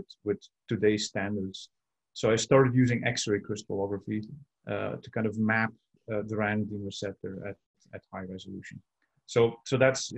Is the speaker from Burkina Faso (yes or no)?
no; Belgium; moved away as an adult; also born or lived in San Francisco, United States / Ghent, Belgium; now in Vancouver, Canada; so I was born in Belgium. And that's where I did my earlier studies